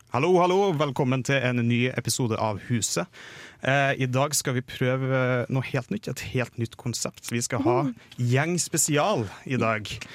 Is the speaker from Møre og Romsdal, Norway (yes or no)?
no; Trøndelag, Norway; jeg er trønder